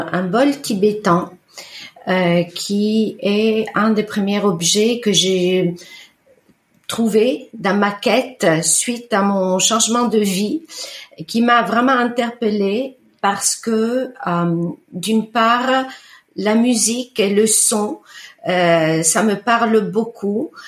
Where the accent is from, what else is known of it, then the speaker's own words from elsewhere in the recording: Bellano, Lombardy, Italy; first language Italian; French is a second language; now in France; j'ai grandi en Italie, j'ai grandi sur le rive du lac de Com, euh, la, la, la, côte orientale.